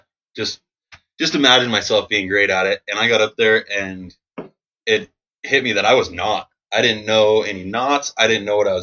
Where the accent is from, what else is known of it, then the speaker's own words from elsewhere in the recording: Shoreline, Washington, United States; also born or lived in Ballard, Seattle, Washington; I was raised just up the street in Shoreline. So I lived there with my family, my older brother, my older sister, and my mom and dad for the same house. Grew up in the same house the whole time until I moved out.